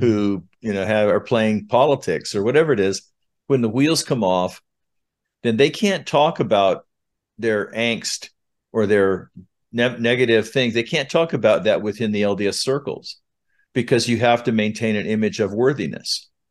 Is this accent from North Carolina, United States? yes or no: no; Southern California, United States; now in Utah, United States; I was born in Utah, but I was raised throughout the West, uh, mostly from third grade on in Southern California